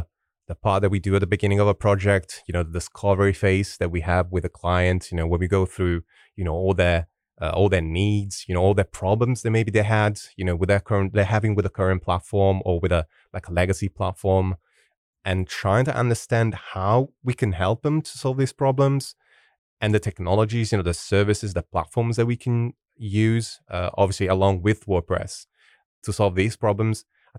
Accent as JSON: {"language": "English", "country": "Italy", "second_language": "English", "said": "Yeah, I'm originally from Italy. That's where I'm from. I'm currently living in Sardinia, which is the beautiful island in the middle of the Mediterranean Sea."}